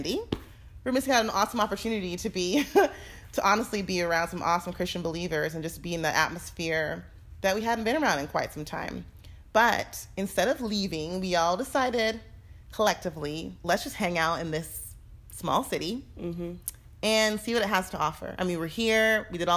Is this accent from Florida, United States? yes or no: yes; Fort Lauderdale, Florida, United States; moved away; we're from Florida, South Florida. And so we lived there most of our lives in Fort Lauderdale